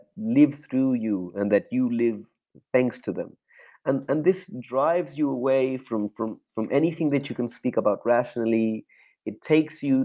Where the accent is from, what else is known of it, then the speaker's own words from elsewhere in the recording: Chile; growing up in Chile, and the dictatorship was just so vicious